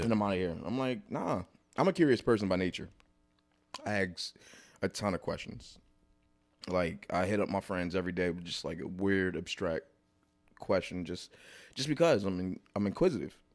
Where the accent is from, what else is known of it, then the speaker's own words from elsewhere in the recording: New Jersey, United States; I did my first one in Jersey 'cause, uh, like, I felt, I felt I wanted to do my first one in my hometown